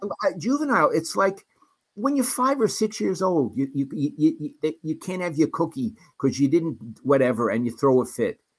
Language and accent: English; New York City, New York, United States; moved away; growing up in Brooklyn.